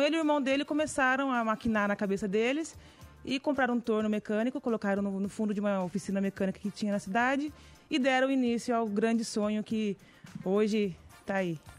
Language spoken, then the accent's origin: Portuguese; Garça, São Paulo, Brazil; nós somos de Garça, interior de São Paulo, uma cidadezinha muito bonita.